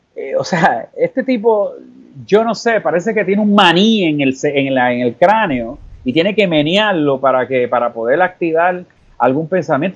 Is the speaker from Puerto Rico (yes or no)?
yes; San Juan, Puerto Rico; en La Perla y en Puerto Tierra y en Canales y en Vista Hermosa, los sitios donde yo me crié, y en Viejo San Juan